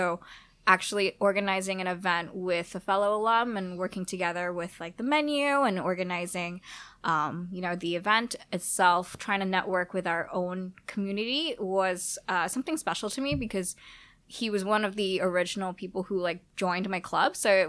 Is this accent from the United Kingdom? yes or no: no; Singapore; also born or lived in Boston; I'm from Singapore and I just moved to Boston to, you know, attend Northeastern, and then I moved back home.